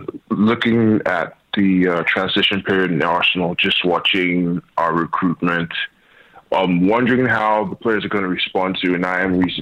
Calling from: Nigeria

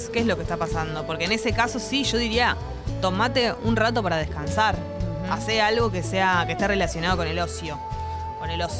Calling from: Buenos Aires, Argentina; de Boedo, barra San Cristóbal, en el límite.

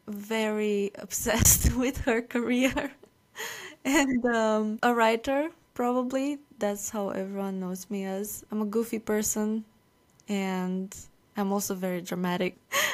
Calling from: Romania; I'm calling from Romania.

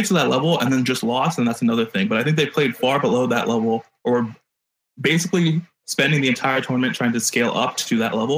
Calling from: Chino Hills, California, United States; Like an hour east of LA, like Chino Hills area.

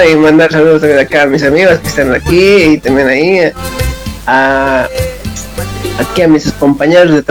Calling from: São Paulo, Brazil; Acá de San Paulo, Brasil.

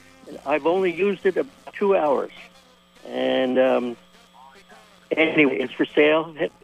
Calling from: Burlington, Vermont, United States; I'm calling from Burlington.

